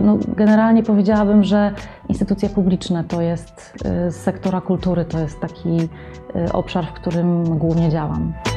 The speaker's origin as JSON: {"language": "Polish", "town": "Warsaw", "region": "Masovian Voivodeship", "country": "Poland", "also_born_or_lived": "Madrid, Spain / New York, United States", "said": "pochodzę z Warszawy, tutaj też mieszkam i pracuję"}